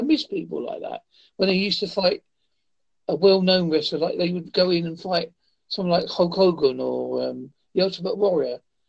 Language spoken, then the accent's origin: English; Devon, South West England, United Kingdom; I'm from a place called Devon. I have not got the typical English accent you're probably expecting.